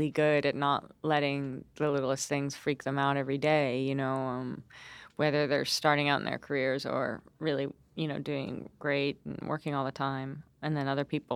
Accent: upstate New York, United States; also born or lived in London, United Kingdom; I lived here since I was 15

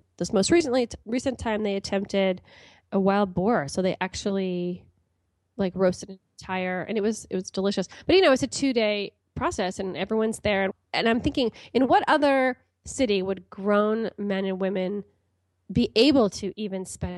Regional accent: California, United States; moved away as an adult; also born or lived in Pakistan; now in Gaborone, Botswana; I'm from California

